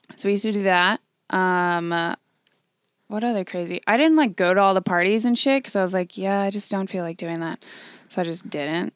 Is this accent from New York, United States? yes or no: no; San Diego, California, United States; also born or lived in Oceanside; I'm from San Diego